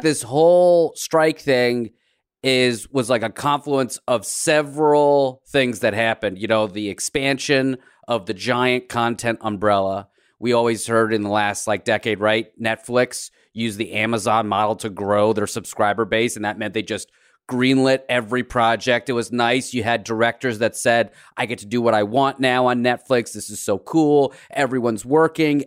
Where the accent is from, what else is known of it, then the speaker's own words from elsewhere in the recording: United States; growing up in America as a first gen immigrant